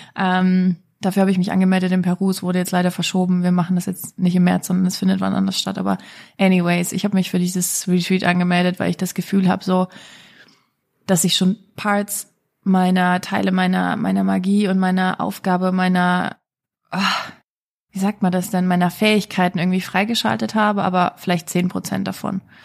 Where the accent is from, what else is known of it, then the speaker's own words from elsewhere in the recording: Germany; moved away; ich komme aus Deutschland, ich weiß, wie wir Deutschen ticken.